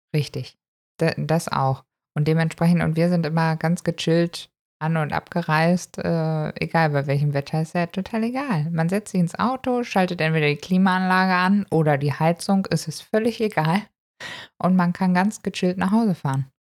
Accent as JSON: {"language": "German", "country": "Germany", "said": "wir kommen tatsächlich aus Deutschland"}